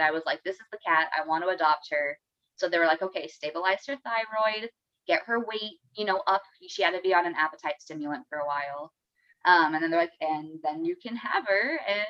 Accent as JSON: {"language": "English", "region": "Arizona", "country": "United States", "moved": "yes", "said": "Yeah, so I'm from Arizona."}